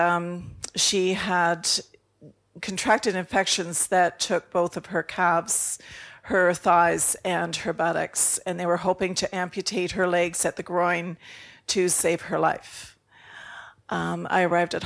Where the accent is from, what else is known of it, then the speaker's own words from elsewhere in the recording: Canada; I'm from Canada